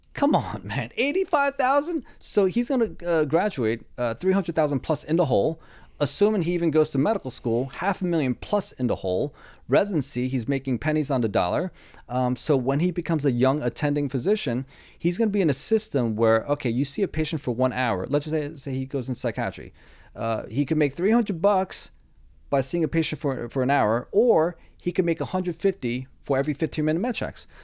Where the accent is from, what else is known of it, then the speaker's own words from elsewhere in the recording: East Coast, United States; I'm from the East Coast